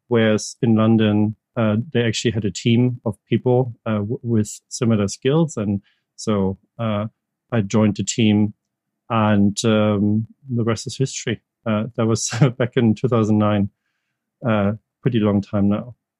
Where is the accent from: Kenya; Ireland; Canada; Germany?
Germany; English is a second language; moved away as an adult; also born or lived in United States; now in United Kingdom